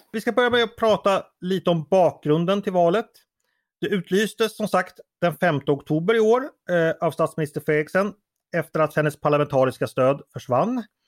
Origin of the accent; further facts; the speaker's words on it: Sweden; som svensk